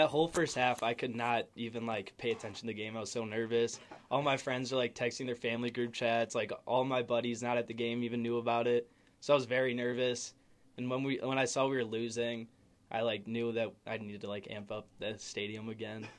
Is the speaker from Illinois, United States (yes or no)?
yes; Naperville, Illinois, United States; I'm from Naperville, Illinois